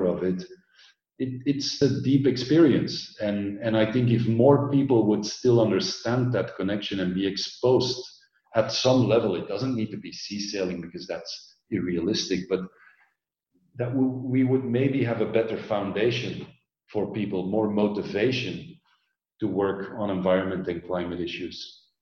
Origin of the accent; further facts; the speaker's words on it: Belgium; moved away as an adult; also born or lived in Orange County, United States; I grew up in Belgium, densely populated.